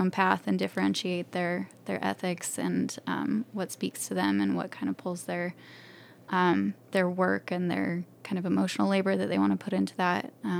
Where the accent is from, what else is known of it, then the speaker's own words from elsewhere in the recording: Alpine, Utah, United States; I grew up in Utah Valley. We were in Alpine